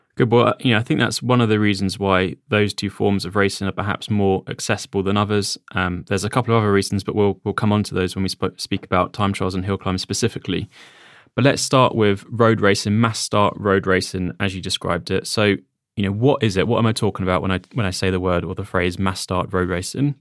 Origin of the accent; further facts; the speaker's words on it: United Kingdom; we are British.